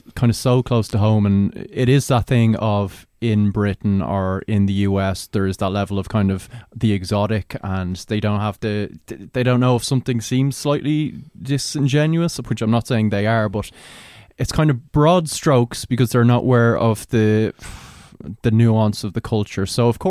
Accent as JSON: {"language": "English", "country": "Ireland", "said": "we're annoyed by that because we're Irish."}